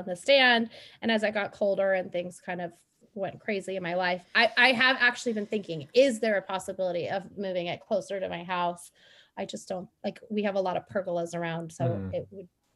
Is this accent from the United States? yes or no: yes; San Luis Obispo, California, United States; now in San Diego, United States; I grew up in San Luis Obispo